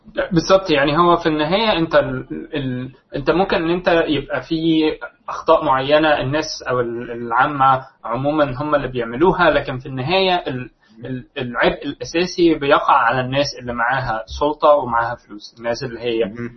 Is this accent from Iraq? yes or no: no; Egypt; عندنا في مصر